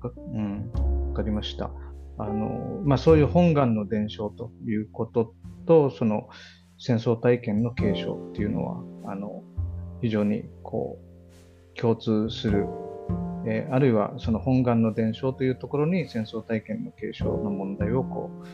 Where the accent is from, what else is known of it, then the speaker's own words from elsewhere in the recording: Okinawa, Japan; also born or lived in Kanto; 僕も小座で生まれましたけどあの3歳の時に関東に行ったので物心ついた時にはもう、関東の住人だったんですね。はい、で小学校4年生の時に沖縄に帰ってきた